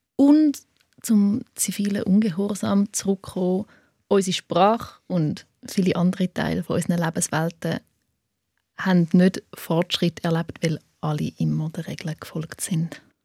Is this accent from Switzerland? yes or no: yes; Switzerland; accent: Swiss German; first language Swiss German; Schweizerdeutsch ist auch meine Muttersprache